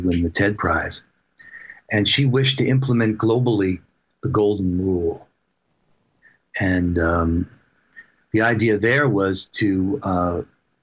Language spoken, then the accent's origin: English; New York, United States; now in Seattle, United States; I grew up in New York, but I had moved out to Seattle